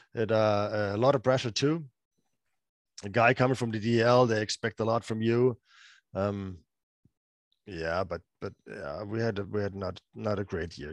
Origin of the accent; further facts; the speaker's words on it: Freiburg, Baden-Württemberg, Germany; play for my hometown team, um, being the captain of the team